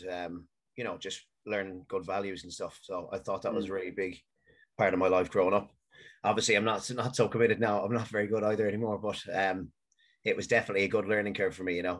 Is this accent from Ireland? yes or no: yes; Galway, Connacht, Ireland; also born or lived in Manchester, United Kingdom; I lived in Manchester until I was 10, and then I moved to Galway